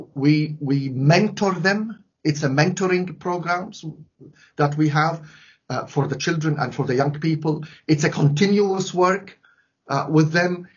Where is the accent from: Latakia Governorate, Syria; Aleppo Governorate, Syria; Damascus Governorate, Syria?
Latakia Governorate, Syria; Latakia; now in London, United Kingdom; In my hometown, Latakia